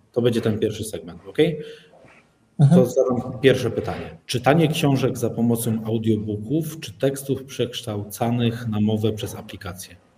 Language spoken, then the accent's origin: Polish; Mysłowice, Silesian Voivodeship, Poland; jestem z Mysłowic.